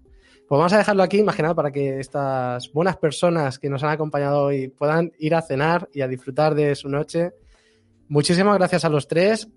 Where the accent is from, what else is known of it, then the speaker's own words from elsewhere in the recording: Barcelona, Catalonia, Spain; yo soy catalán de Barcelona